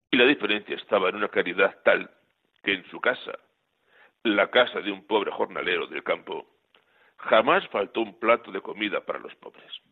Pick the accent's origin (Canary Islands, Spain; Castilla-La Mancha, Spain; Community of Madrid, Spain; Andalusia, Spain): Community of Madrid, Spain; a village near Torrelaguna; su esposa de Torrelaguna, que me pilla cerca de mi pueblo